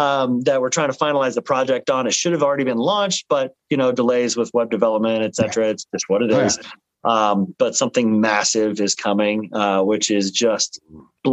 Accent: Indiana, United States; we're from Indiana

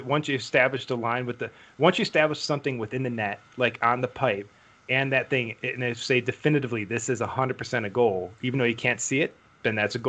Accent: United States; also born or lived in Utah; as an American

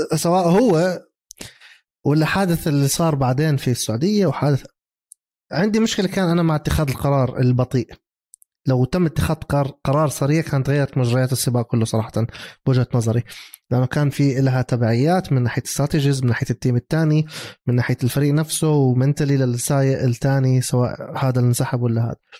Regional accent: Jordan; also born or lived in Mexico; انا احمل جنسيه المكسيك بس انا اردني انا عندي دبل ناشوناليتيز

